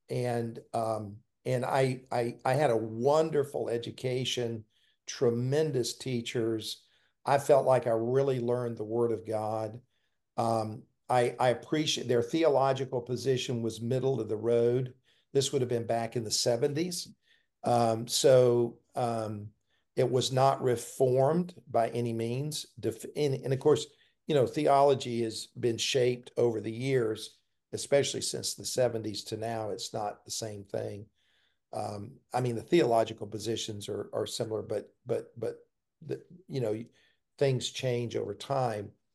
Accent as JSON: {"language": "English", "town": "Columbia", "region": "South Carolina", "country": "United States", "tie": "born or raised there", "said": "when I was three years old, we moved to Columbia, and that's where I grew up."}